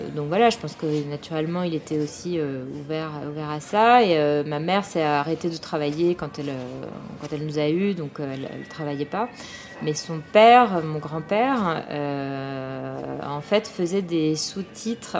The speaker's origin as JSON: {"language": "French", "town": "Paris", "region": "Île-de-France", "country": "France", "tie": "born or raised there", "said": "je suis parisienne, née, je suis née et j'ai grandi à Paris."}